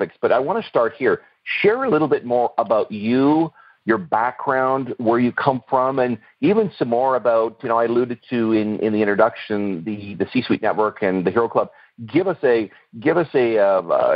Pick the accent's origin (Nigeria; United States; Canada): Canada